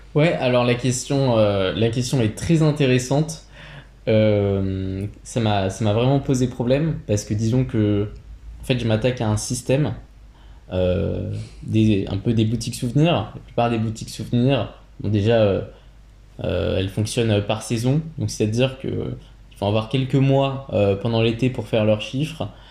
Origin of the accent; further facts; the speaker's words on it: Burgundy, Bourgogne-Franche-Comté, France; je viens de Bourgogne